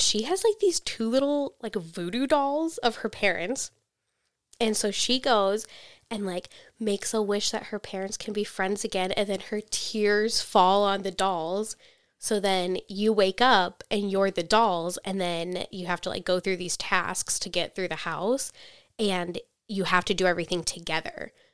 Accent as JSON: {"language": "English", "country": "United States"}